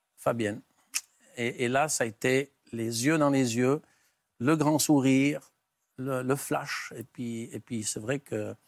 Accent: Valais, Switzerland; chez nous en Suisse

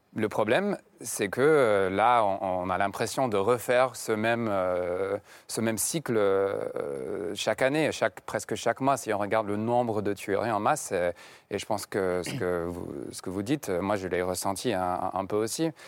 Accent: Connecticut, United States; French is a second language; le Connecticut, j'ai, là où j'ai grandi

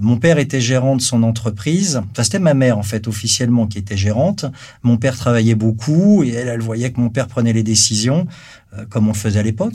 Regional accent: Versailles, Île-de-France, France; je suis né à Versailles, donc dans une famille bourgeoise, dans les années 1962

